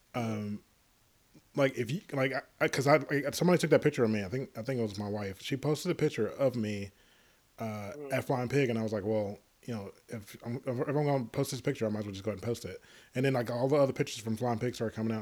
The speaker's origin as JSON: {"language": "English", "region": "Tennessee", "country": "United States", "tie": "born or raised there", "moved": "yes", "said": "I grew up in Tennessee"}